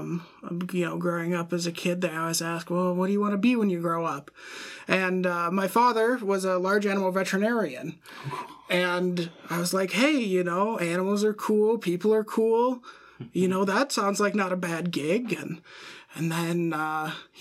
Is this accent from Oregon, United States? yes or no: no; central Wisconsin, United States; moved away; I am originally from central Wisconsin.